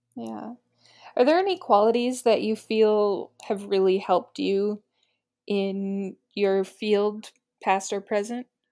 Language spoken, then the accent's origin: English; United States; I'm an American